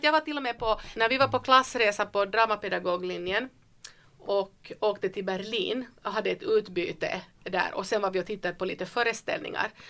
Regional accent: Vaasa, Ostrobothnia, Finland; moved away; jag är född i Österbotten i Vasa, i skärgård

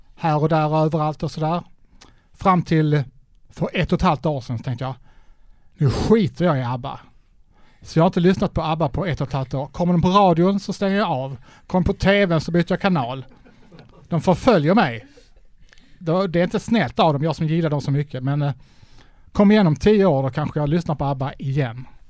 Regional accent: Trelleborg, Skåne, Sweden; moved away; när jag bodde hemma i Trelleborg

